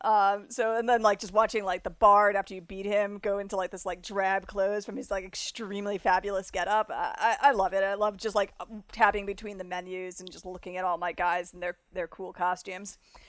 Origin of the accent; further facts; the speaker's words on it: Florida, United States; accent: South Florida; now in Chicago, United States; So, but whenever I go down, my accent kind of comes up. I'm here in Chicago now, and people are like, "Where are you from?"